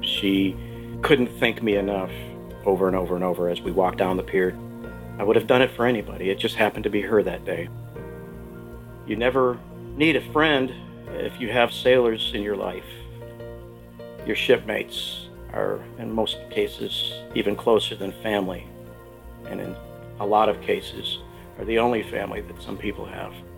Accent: Pensacola, Florida, United States; I'm from Pensacola, Florida, home of the Blue Angels

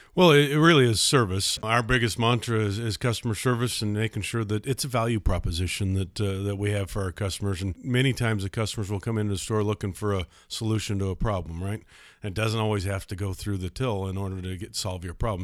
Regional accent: Idaho Falls, Idaho, United States; I was born and raised in Idaho, Idaho Falls. I've been here my whole life

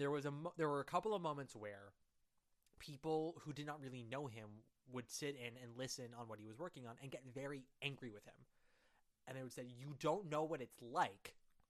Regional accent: New York, United States; I'm a New Yorker, fear is my life.

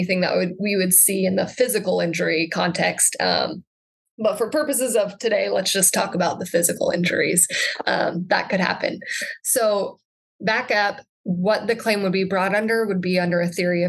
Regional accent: Sand Hills of Nebraska, United States; also born or lived in Chadron, Nebraska; now in Lincoln, United States; I grew up in the Sand Hills of Nebraska

